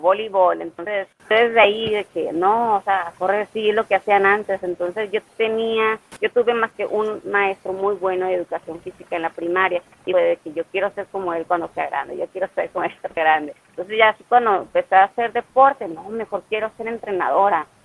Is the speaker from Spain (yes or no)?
no; Ciudad Obregón, Sonora, Mexico; Soy de Ciudad Obregón, Sonora